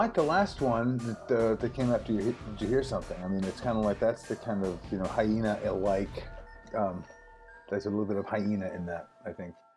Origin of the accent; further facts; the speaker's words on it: New York City, New York, United States; also born or lived in Hawaii; now in Los Angeles, United States; I grew up in New York City